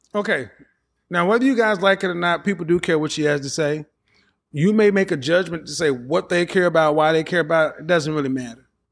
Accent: the Bible Belt, United States; the way I was raised in the Bible Belt

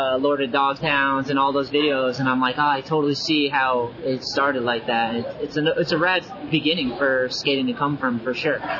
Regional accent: New England, United States; I grew up in New England

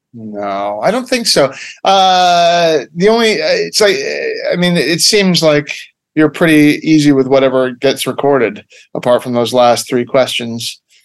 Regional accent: Ottawa, Ontario, Canada; I am from Canada. I was born in Ottawa, uh, Canada, uh, North America.

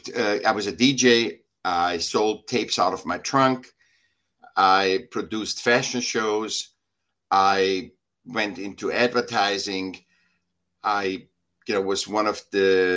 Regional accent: Vienna, Austria; now in California, United States; I was born in Vienna, Austria

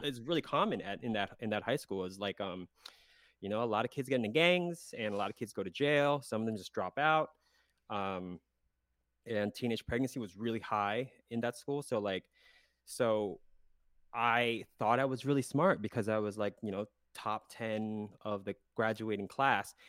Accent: South Central Pennsylvania, United States; moved away as an adult; I was born in Pennsylvania, South Central Pennsylvania.

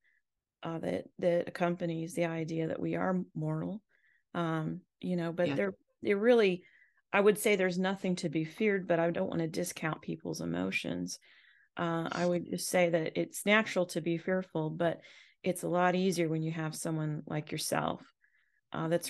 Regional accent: Southern California, United States; now in US South; I'm from Southern California

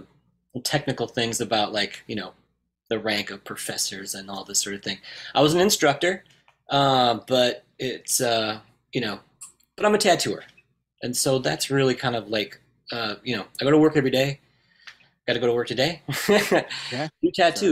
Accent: Indiana, United States; I'm from Indiana originally

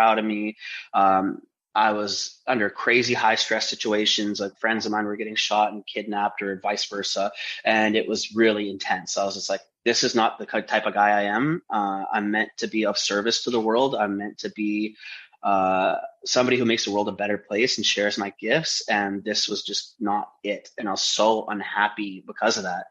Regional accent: Vancouver, British Columbia, Canada; I grew up in East Vancouver

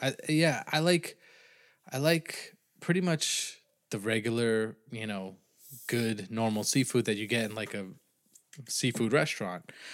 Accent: New England, United States; I'm from New England

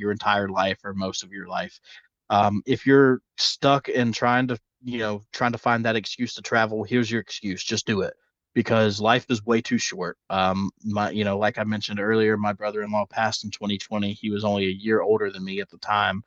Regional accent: the South, United States; accent: southern; my southern accent

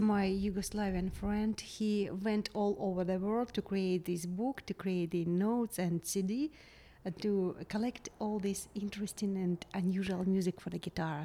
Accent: Kharkiv, Kharkiv Oblast, Ukraine; English is a second language; moved away as an adult; now in Charleston, United States; my hometown mm-hmm. in Kharkiv

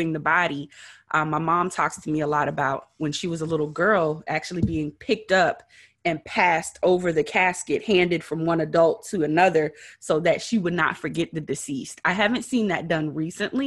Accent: Beaufort, South Carolina, United States; now in Georgia, United States; I am from Beaufort, South Carolina, which is basically the hub of the Geechee and Gullah culture

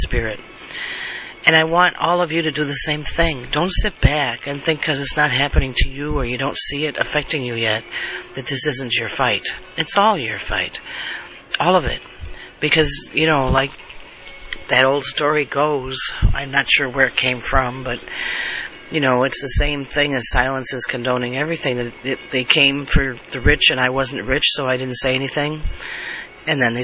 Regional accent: United States; I was born an American, I live as an American

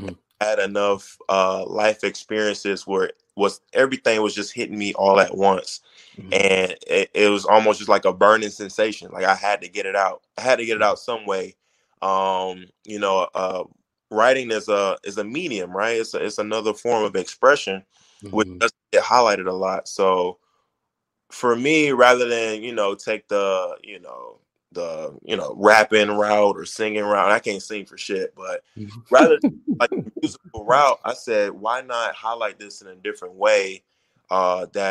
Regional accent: Miami, Florida, United States; I was born in Miami

